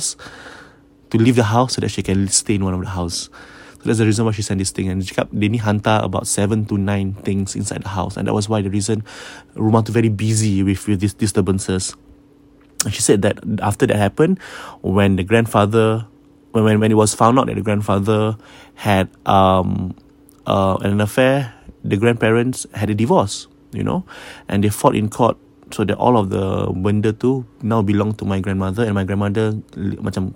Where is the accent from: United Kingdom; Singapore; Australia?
Singapore; I'm Singaporean.